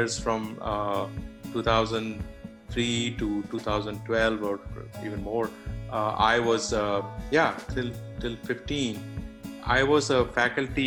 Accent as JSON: {"language": "English", "country": "India", "also_born_or_lived": "Silicon Valley", "moved": "as an adult", "said": "I am from India. I went to BITS Pilani"}